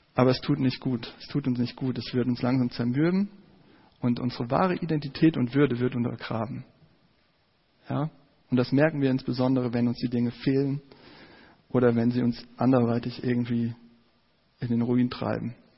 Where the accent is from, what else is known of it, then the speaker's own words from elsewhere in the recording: Giessen, Hesse, Germany; in meiner Heimatstadt in Gießen.